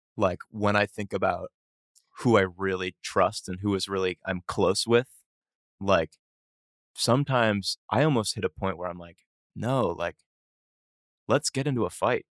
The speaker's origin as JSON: {"language": "English", "town": "Boston", "region": "Massachusetts", "country": "United States", "tie": "born or raised there", "said": "I grew up, uh, in Boston"}